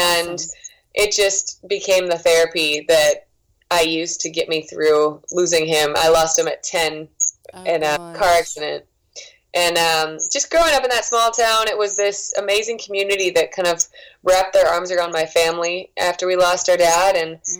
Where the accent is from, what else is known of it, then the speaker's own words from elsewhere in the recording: Waconia, Minnesota, United States; moved away as an adult; also born or lived in Philadelphia, Pennsylvania / New Jersey / Boston, Massachusetts; now in Nashville, United States; I lived there for a very short time. I spent most of my childhood in Waconia, Minnesota, but I was born in Philly and moved to New Jersey shortly after, and now I'm in Nashville.